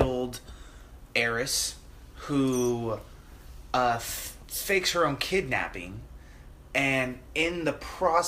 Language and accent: English; Lakeport, California, United States; born or raised there